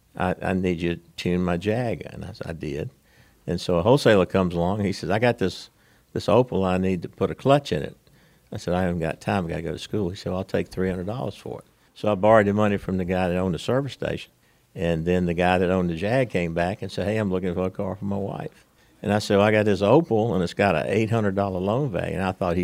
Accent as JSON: {"language": "English", "town": "South Hill", "region": "Virginia", "country": "United States", "tie": "born or raised there", "said": "we grew up in South Hill, Virginia."}